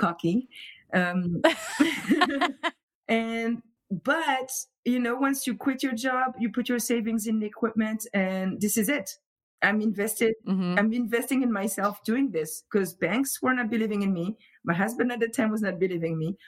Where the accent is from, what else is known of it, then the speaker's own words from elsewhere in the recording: Montfermeil, Île-de-France, France; accent: French; English is a second language; moved away as an adult; also born or lived in Paris; now in Providence, United States; I'm from Montfermeil, which is right outside of Paris, and uh, so uh, mostly like grew up there, studied in Paris